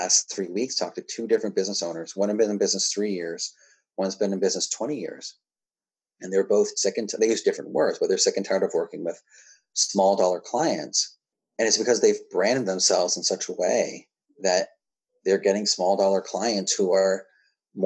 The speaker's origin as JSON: {"language": "English", "region": "New Hampshire", "country": "United States", "said": "I'm also from New Hampshire"}